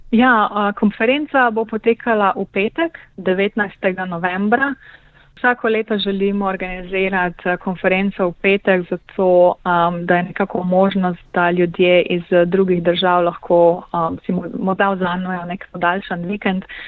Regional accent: Slovenia

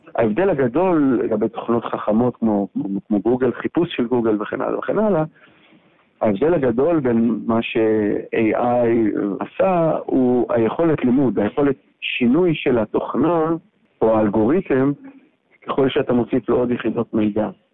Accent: Israel; also born or lived in San Francisco, United States / Amsterdam, Netherlands; גדלתי בישראל ולמדתי פה בטכניון ובאוניברסיטת תל אביב.

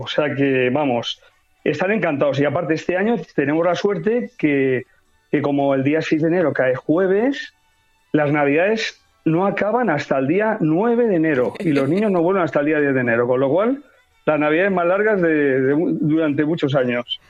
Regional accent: Caudete, Castilla-La Mancha, Spain; en mi pueblo, en Caudete, que es la, está en la provincia de Albacete

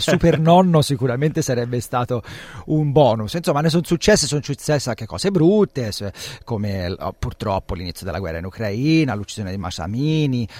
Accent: Tuscany, Italy; nella mia terra in Toscana

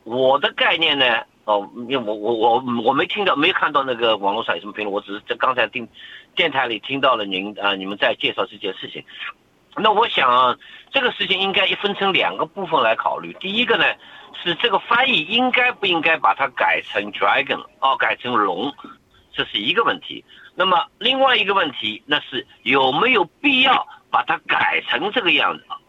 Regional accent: China; now in United Kingdom; 我们中国人

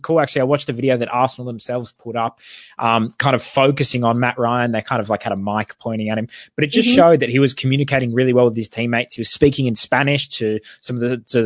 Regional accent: Australia; as an Australian

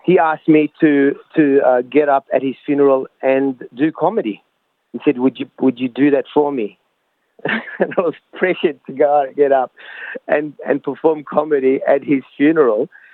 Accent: Lebanon; now in Australia; كوميدي لبناني أسترالي

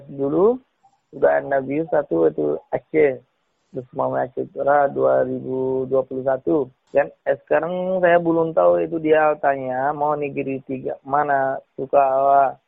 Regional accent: Myanmar; Indonesian is a second language; also born or lived in Thailand / Malaysia; now in Indonesia; saya kan dulu saya dari Malaysia eh, dari Myanmar itu masuk Thailand eh, lepas tuh Thailand eh, masuk Malaysia

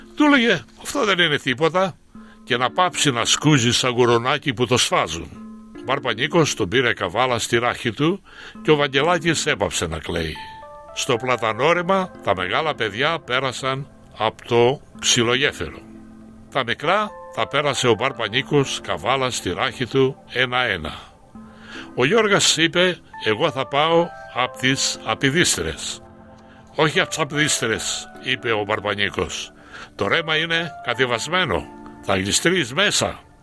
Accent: Koskina, Western Greece, Greece; moved away as an adult; also born or lived in Athens; now in Australia; Κοσκινά είναι το χωριό μου, το χωριό που γεννήθηκα

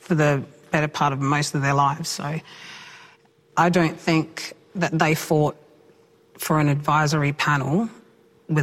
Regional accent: Point Pearce, South Australia, Australia; I was raised on Point Pierce Mission, one of the oldest missions here in South Australia

